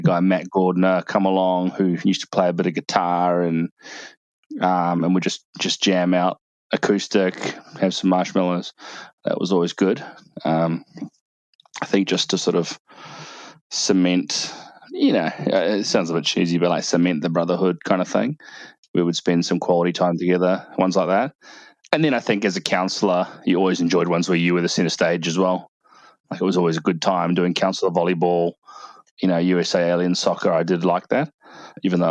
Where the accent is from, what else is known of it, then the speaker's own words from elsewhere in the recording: New Zealand; as a New Zealander